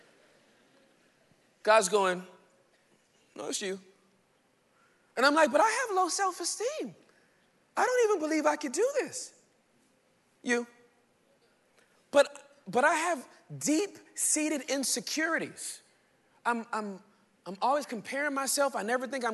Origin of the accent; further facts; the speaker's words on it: Inglewood, California, United States; also born or lived in Irving, Texas; I was born and raised in Inglewood, California, the hood.